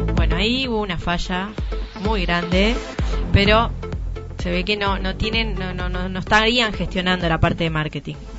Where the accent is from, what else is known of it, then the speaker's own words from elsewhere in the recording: Uruguay; Yo, por ejemplo, tengo doble nacionalidad, soy uruguaya y soy italiana.